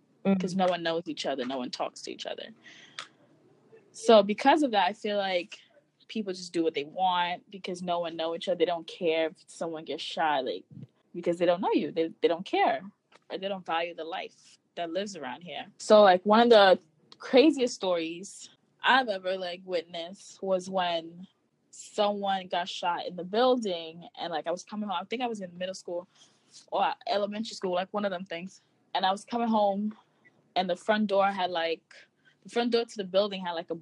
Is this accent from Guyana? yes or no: yes; Guyana; also born or lived in Bronx, New York; now in Brooklyn, United States; I'm originally from Guyana.